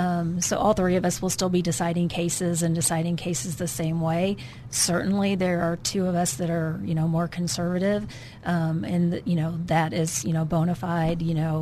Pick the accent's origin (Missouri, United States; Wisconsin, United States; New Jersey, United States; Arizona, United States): Wisconsin, United States; now in Arkansas, United States; From Wisconsin.